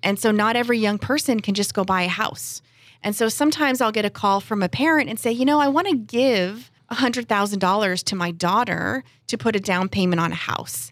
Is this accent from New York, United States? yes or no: no; San Diego, California, United States; I grew up here in San Diego, right in Claremont